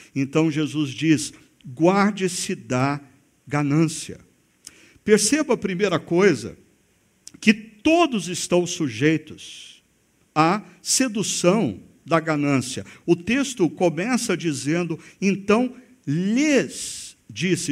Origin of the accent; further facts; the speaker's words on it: Brazil; como brasileiros